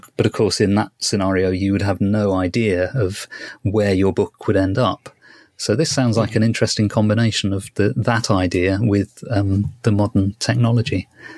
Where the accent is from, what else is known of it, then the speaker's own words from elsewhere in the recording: United Kingdom; This is something that one thing that quite fascinates me as a British person. We don't have Bradbury in our schools.